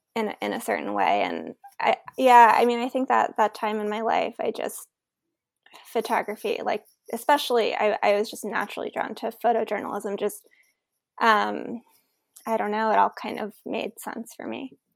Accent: New York City, New York, United States; I grew up in New York City, so as a high school student, I experienced nine eleven

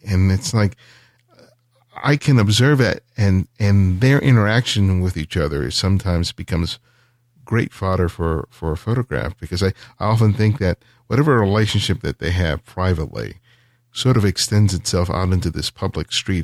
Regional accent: Los Angeles, California, United States; I was growing up in South L

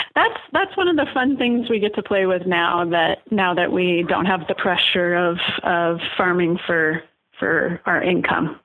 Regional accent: Oregon, United States; moved away as an adult; I grew up in Oregon, so it wasn't a hard decision for us to come back to Oregon.

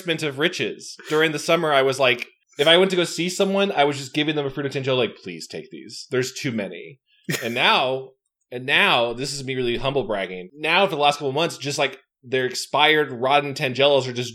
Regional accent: California, United States; also born or lived in Burbank; as a Californian

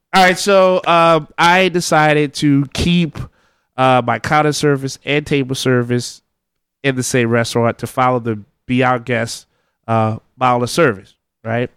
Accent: the South, United States; I'm from the South

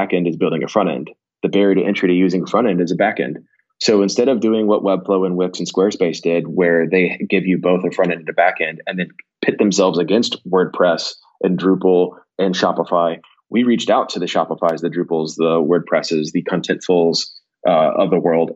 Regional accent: Houston, Texas, United States; I'm from Houston. I live in Texas

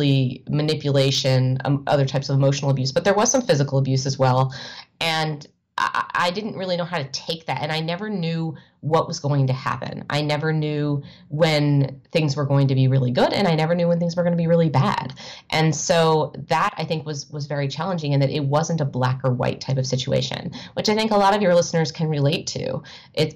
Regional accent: United States; moved away as an adult; also born or lived in Evanston, Illinois / New York / Chicago; my life growing up in the Washington, D.C. suburbs

